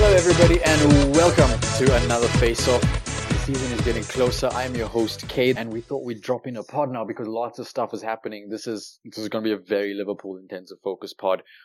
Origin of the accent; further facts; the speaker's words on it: South Africa; Growing up in South Africa